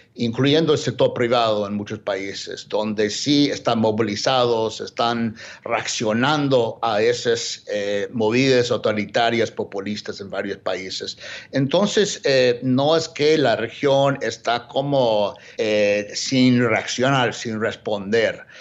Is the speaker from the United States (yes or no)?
yes; United States